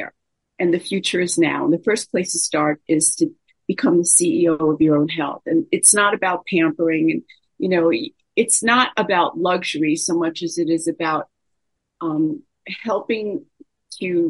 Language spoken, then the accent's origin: English; New York, United States; now in Los Angeles, United States; I'm from New York